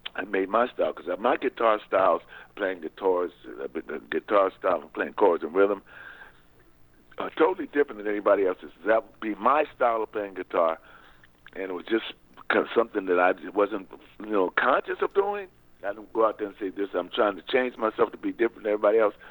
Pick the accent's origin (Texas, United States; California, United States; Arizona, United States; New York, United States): California, United States; San Pedro; I was born in San Pedro, California.